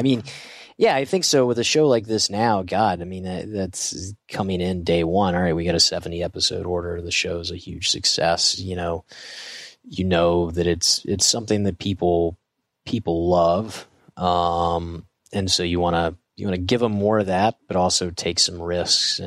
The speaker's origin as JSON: {"language": "English", "region": "Georgia", "country": "United States", "tie": "born or raised there", "said": "Growing up in Georgia"}